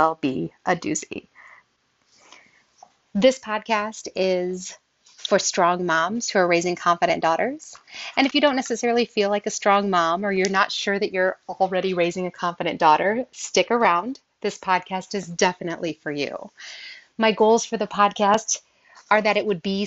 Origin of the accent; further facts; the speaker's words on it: Southern Illinois, United States; I grew up in Southern Illinois